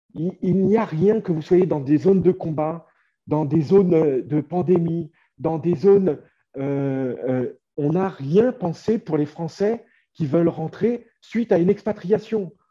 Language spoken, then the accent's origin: French; France; now in Ukraine; les Français comme moi, qui sommes des Français de l'étranger